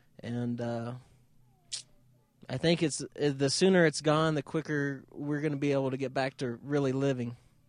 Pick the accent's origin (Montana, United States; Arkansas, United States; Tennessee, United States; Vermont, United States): Montana, United States; I'm from Montana